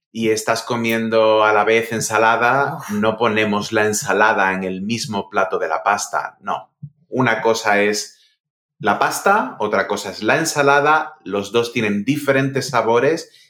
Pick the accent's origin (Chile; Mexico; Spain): Spain; Cádiz, Andalusia; now in Madrid, Spain; A ver, yo eh, no soy de Madrid, tú eres de Madrid, yo soy de Cádiz, y cuando yo vine a Madrid, em, yo pensaba que aquí la gente llamaba almuerzo a la hora de la comida.